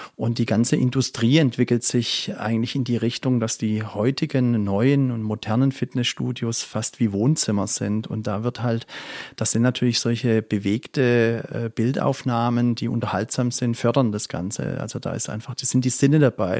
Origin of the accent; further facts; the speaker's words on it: Crailsheim, Baden-Württemberg, Germany; also born or lived in England / Frankfurt; ich bin in Kralsheim geboren und auch dort aufgewachsen